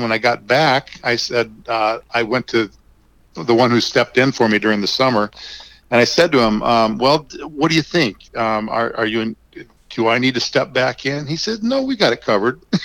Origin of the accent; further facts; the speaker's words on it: North Dakota, United States; moved away as an adult; now in Lincoln, United States; I grew up in North Dakota